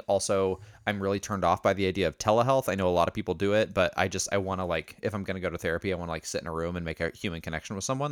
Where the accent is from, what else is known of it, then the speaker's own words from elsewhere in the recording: Indiana, United States; growing up in Indiana